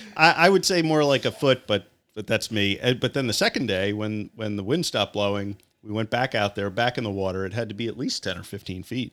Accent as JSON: {"language": "English", "town": "Syosset", "region": "New York", "country": "United States", "tie": "born or raised there", "lives_now": "Oyster Bay, United States", "said": "I grew up the street in Syosset, but I also attended St. Dominic's Elementary in the late 1970s."}